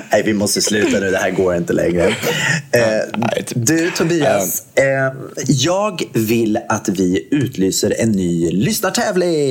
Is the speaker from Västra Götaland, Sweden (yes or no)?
yes; Gothenburg, Västra Götaland, Sweden; jag är från Göteborg